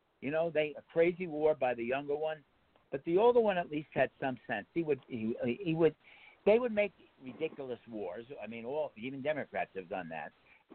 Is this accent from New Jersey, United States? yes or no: yes; Ridgefield, New Jersey, United States; my hometown and the next town over, North Bergen. I grew up in Richfield.